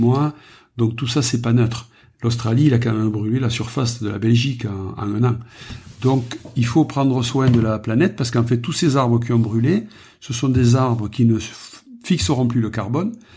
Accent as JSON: {"language": "French", "town": "Saint-André-de-Roquelongue", "region": "Occitania", "country": "France", "tie": "born or raised there", "also_born_or_lived": "Narbonne", "said": "né à Narbonne, j'ai vécu dans les Corbières les 30 premières années de ma vie dans un village qui s'appelle Saint-André de Roquelongue"}